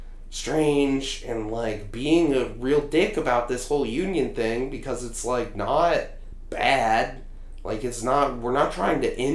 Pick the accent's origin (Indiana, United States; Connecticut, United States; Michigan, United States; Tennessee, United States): Indiana, United States; I'm from Indiana